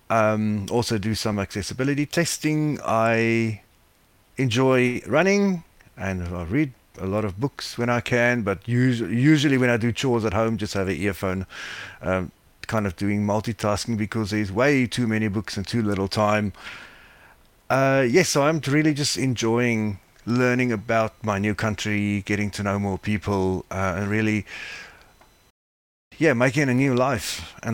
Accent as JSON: {"language": "English", "country": "South Africa", "moved": "as an adult", "lives_now": "Melbourne, Australia", "said": "I was happily working as an IT business analyst in South Africa where I was as you probably can hear from my accent where I'm from."}